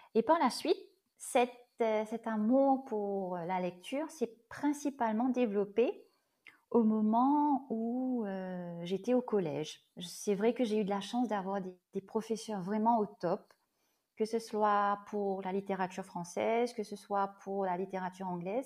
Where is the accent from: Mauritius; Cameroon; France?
Mauritius; je suis mauricienne et oui, je vis à l'île Boris.